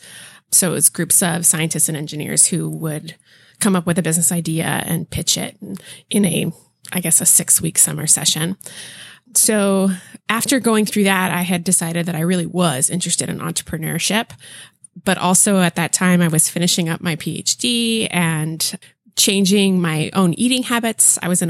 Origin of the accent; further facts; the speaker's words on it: California, United States; so I was born and raised here in the Bay Area and went to school in Santa Cruz